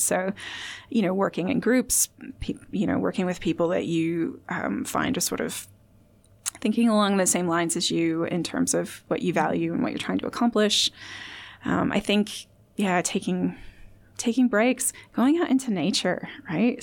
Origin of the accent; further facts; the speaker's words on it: Indiana, United States; now in Australia; I'm from Indiana